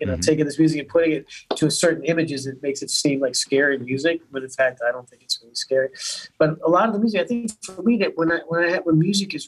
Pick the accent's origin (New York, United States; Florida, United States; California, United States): Florida, United States; South; moved away; also born or lived in Boston; I grew up in South Florida